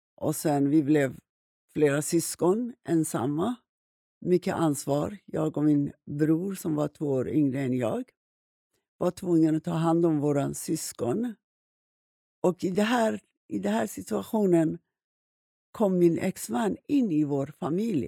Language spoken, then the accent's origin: Swedish; Iran; moved away as an adult; now in Sweden; Jag växte upp i Iran